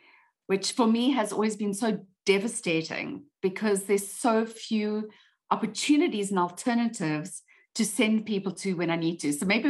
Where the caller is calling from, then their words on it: South Africa; I'm calling in from South Africa today